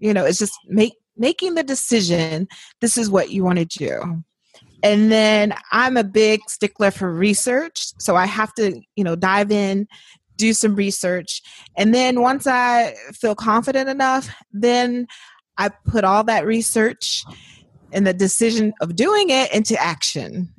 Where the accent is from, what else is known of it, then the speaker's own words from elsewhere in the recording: Indiana, United States; moved away as an adult; also born or lived in New Orleans; born and raised in Indiana